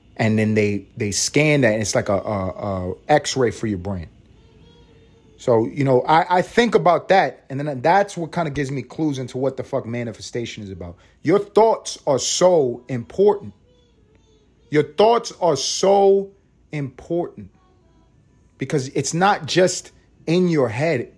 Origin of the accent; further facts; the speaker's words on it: New York City, New York, United States; now in Atlanta, United States; I'm reporting from Atlanta, but this is really from Harlem. You know what I'm saying? You know what I'm saying? 'Cause that's where I'm from. I'm from the east side of Harlem.